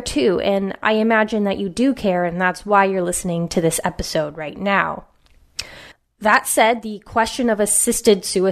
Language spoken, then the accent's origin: English; West Coast, United States; a mother, author, and cultural commentator born and raised on the West Coast.